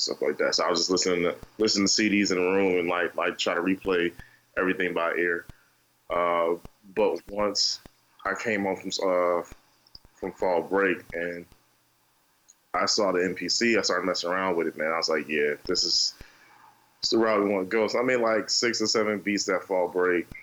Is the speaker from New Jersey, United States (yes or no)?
yes; New Brunswick, New Jersey, United States; moved away as an adult; now in North Carolina, United States; I'm originally from New Brunswick, New Jersey. I came down to North Carolina to actually play basketball for North Carolina Central University.